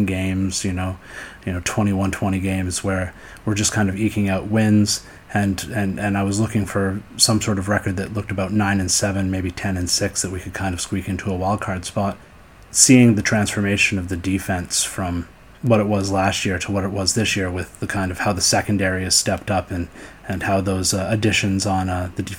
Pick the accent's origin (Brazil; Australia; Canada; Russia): Canada; Vancouver, British Columbia; moved away; also born or lived in Eastern time zone; I live on the Eastern time zone currently, but I grew up in Vancouver, BC, Canada